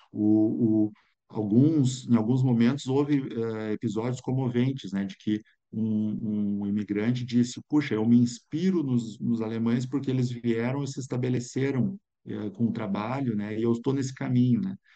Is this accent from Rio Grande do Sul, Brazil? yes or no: yes; São Leopoldo, Rio Grande do Sul, Brazil; na cidade onde eu nasci, que é São Leopoldo